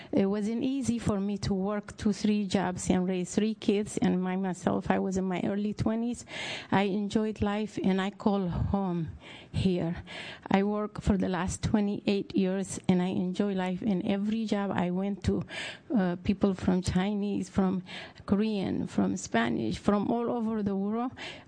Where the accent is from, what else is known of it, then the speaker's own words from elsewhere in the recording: Eritrea; moved away; I came from East Africa, specifically from Eritrea. I came with three young kids in 1987, and I was a kid myself